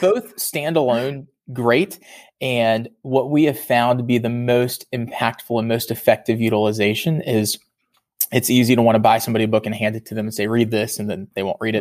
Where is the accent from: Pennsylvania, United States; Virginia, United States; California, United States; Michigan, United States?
Virginia, United States; I'm originally from Virginia